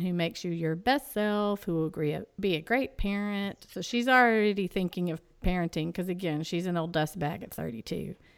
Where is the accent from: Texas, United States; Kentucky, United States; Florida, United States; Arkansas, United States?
Texas, United States; East; I'll pronounce it Annalise because I'm from East Texas